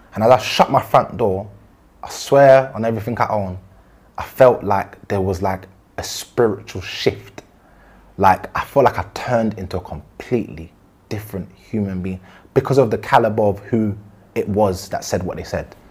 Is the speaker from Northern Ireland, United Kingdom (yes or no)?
no; London, United Kingdom; I'm originally from Southeast uh, Brixton